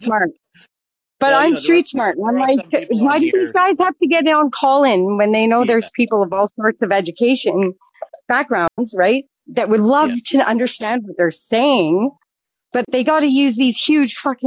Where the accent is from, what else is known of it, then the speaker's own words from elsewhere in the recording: Vancouver, British Columbia, Canada; also born or lived in Medicine Hat, Alberta; now in Swift Current, Canada; I grew up on East Van, on the streets.